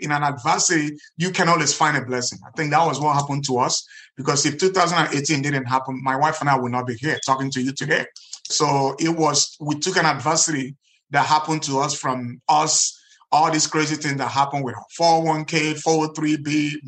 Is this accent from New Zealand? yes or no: no; Nigeria; moved away as an adult; now in United States; in Nigeria, where I grew up